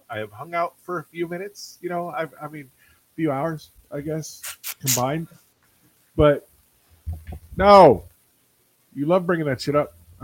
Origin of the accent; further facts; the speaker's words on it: Alaska, United States; moved away; my hometown up in Alaska